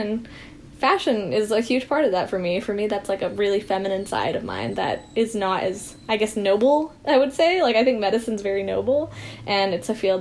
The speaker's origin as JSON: {"language": "English", "town": "Bentonville", "region": "Arkansas", "country": "United States", "tie": "born or raised there", "said": "So I actually am born and brought up in Bentonville, Arkansas."}